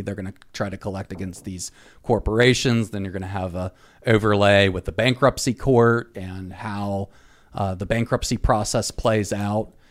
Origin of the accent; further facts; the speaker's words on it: North Carolina, United States; my home state of North Carolina